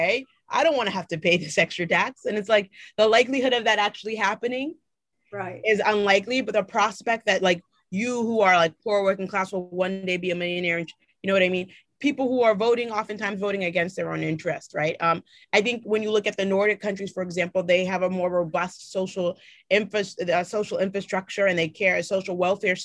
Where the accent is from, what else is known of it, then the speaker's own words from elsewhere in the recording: Boston, Massachusetts, United States; I grew up in Mattapan, right? Which is a, folks consider that to be like the blackest neighborhood in the city of Boston